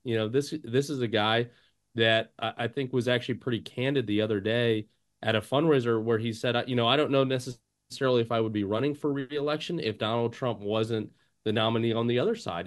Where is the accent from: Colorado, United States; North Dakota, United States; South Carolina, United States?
South Carolina, United States; my home state of South Carolina